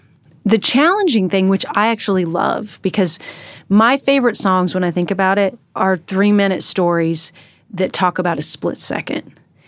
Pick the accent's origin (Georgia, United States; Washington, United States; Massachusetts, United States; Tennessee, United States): Washington, United States; He's from Texas and I'm from Washington.